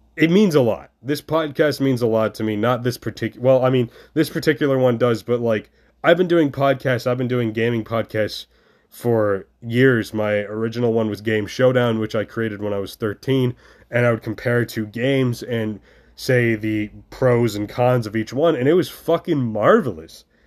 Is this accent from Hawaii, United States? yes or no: no; New York, United States; moved away as an adult; now in Ohio, United States; I'm currently in New York State. I am back in my hometown